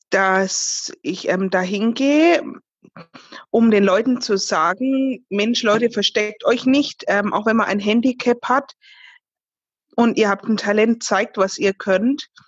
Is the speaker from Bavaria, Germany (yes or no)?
yes; Fürth, Bavaria, Germany; Ich komme aus Fürth, das ist in Bayern, gleich neben Nürnberg.